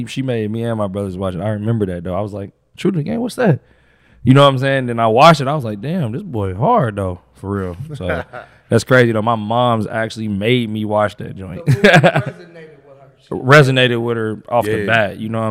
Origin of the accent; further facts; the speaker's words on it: Indianapolis, Indiana, United States; I'm from here. From Indianapolis, west side of Indianapolis. But my family is from the east side.